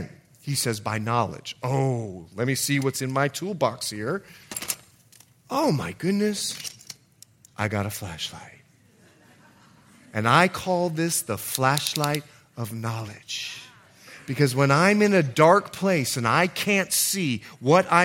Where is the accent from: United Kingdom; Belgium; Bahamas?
Bahamas; also born or lived in Montana / California; now in United States; I'm from the Bahamas.